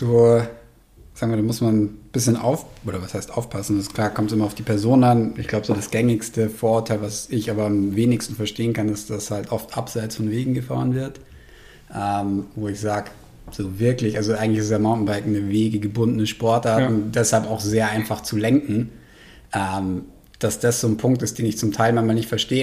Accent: Munich, Bavaria, Germany; also born or lived in South Tyrol, Italy; Vorschule und Schule war ich dann halt in München

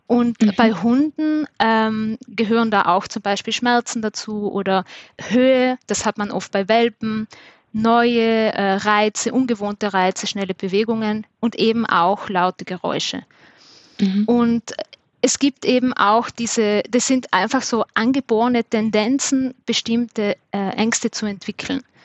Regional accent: Trentino-Alto Adige, Italy; accent: mix of South Tyrolean and Viennese; now in Vienna, Austria; ich komme ursprünglich aus Südtirol und lebe in Wien, deshalb ist meine, mein Dialekt auch ein bisschen so ein Mischmasch

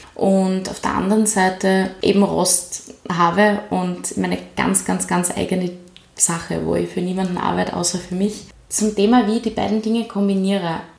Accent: Graz, Styria, Austria; also born or lived in New York; Bin einfach aufgewachsen in Graz und lebe immer schon in Graz

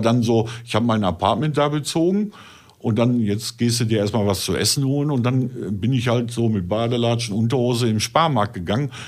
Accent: North Rhine-Westphalia, Germany; bei uns in NRW

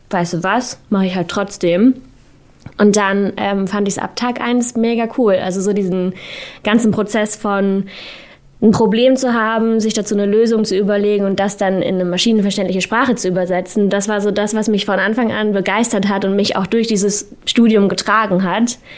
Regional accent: Hamburg, Germany; Also ich komme aus Hamburg, da lag dann Logistik irgendwie nahe

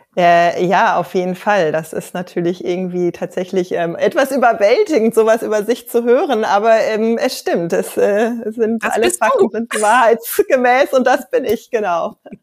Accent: Ruhr area, North Rhine-Westphalia, Germany; Ich bin in so einer ja ganz heilen Mittelstandsfamilie groß geworden im Ruhrgebiet

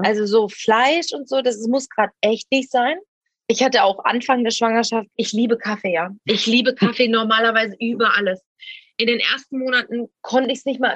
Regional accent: Essen, North Rhine-Westphalia, Germany; moved away as an adult; now in Ibiza, Spain; dann wäre ich nie aus dieser Stadt gekommen, wo ich geboren bin

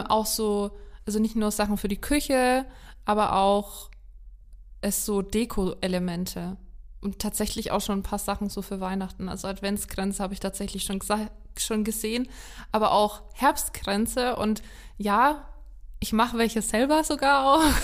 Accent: Lower Franconia, Bavaria, Germany; bei uns in Unterfranken

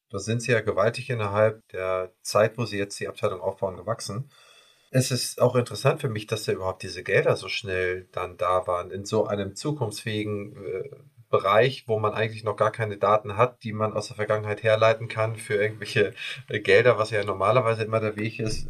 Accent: Schleswig-Holstein, Germany; Wir kommen ja hier aus dem Norden

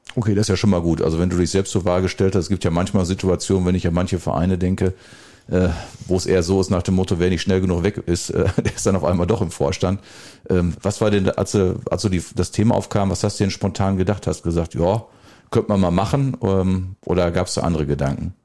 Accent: Welver, North Rhine-Westphalia, Germany; now in Bad Sassendorf, Germany; Ich komme ja, ich glaube, ich habe es auch mal gesagt, ja auch aus dem wunderbaren Schwefe und wohne jetzt im, ja, noch wunderbaren Bad Sassendorf.

